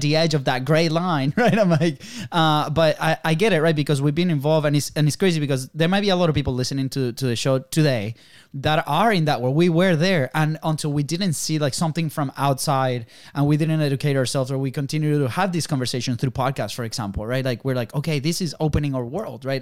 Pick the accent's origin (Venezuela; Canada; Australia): Venezuela; now in United States; we come from Venezuela